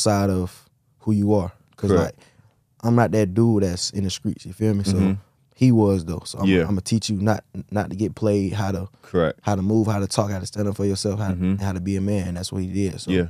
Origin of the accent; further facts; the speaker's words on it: Atlanta, Georgia, United States; I'm 21 from Atlanta.